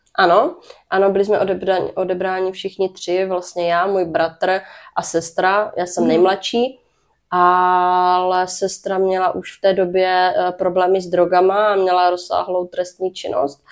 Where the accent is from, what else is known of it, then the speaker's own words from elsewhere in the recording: Brno, South Moravian Region, Czechia; narodila jsem se v Brně, uh-huh. takže jsem uh, rodečka z Brna.